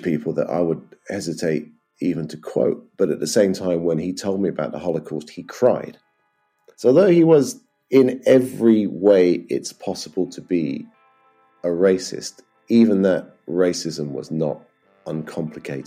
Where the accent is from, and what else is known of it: Edinburgh, Scotland, United Kingdom; born or raised there; also born or lived in Bristol